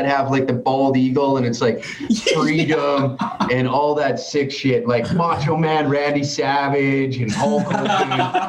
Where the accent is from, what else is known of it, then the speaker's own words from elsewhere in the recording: Canada; accent: Canadian; me as a Canadian